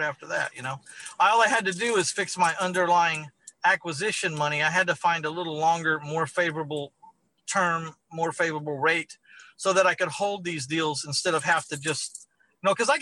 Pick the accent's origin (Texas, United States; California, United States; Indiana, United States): Texas, United States; San Antonio; my hometown of San Antonio, Texas